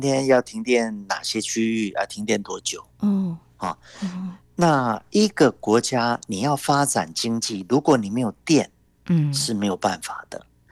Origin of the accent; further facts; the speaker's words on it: Taiwan; 台湾这边，我们政府也都有考虑